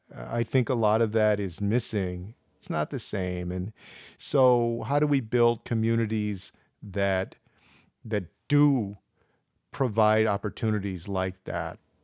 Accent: San Antonio, Texas, United States; I grew up on the west side of San Antonio in the seventies and eighties

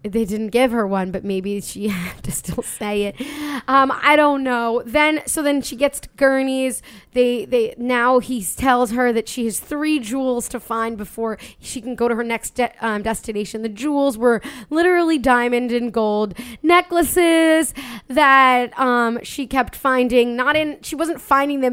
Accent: Long Island, New York, United States; I'm from Long Island, we're from Long Island

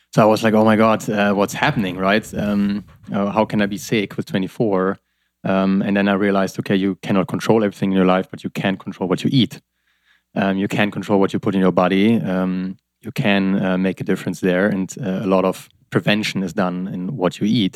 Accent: Germany; I'm from Germany

